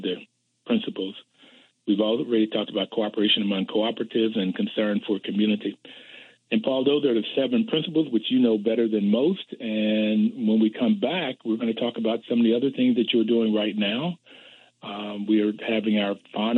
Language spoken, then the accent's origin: English; Bluefield, West Virginia, United States; growing up in Bluefield, West Virginia